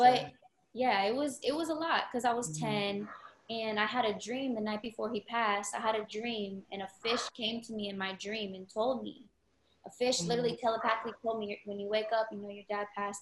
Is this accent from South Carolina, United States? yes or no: no; Florida, United States; growing up in Florida